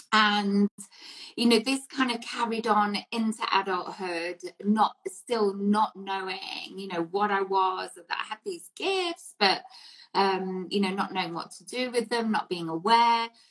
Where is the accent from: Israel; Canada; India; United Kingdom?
United Kingdom; England; So, growing up in England, obviously, yeah. in the 70s and 80s